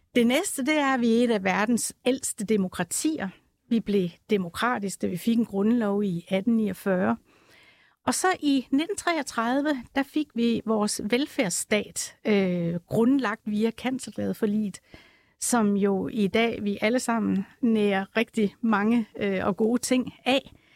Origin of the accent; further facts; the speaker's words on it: Jutland, Denmark; accent: Jutlandic; nu er jeg jyde, som man sikkert kan høre på min accent